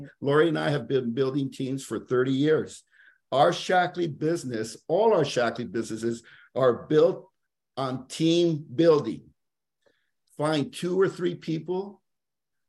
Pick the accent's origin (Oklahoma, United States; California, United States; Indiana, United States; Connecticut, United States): California, United States; we are from California.